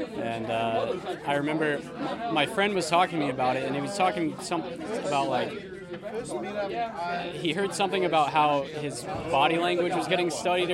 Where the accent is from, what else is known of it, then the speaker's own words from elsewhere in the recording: Tipton, Indiana, United States; I'm from Tipton